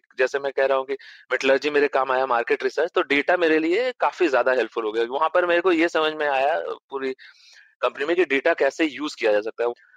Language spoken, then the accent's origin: Hindi; Patna, Bihar, India; moved away; also born or lived in Varanasi; मेरा जन्म पटना में हुआ था